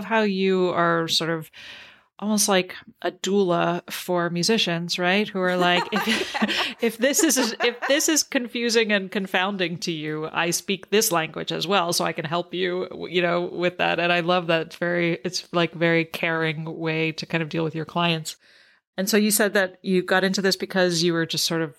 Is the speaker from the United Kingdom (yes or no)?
no; Canada; growing up in Canada and learning French